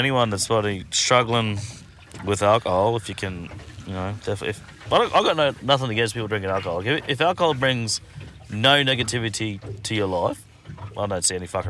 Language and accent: English; North Queensland, Australia; also born or lived in Brisbane; Man, I'm from North Queensland.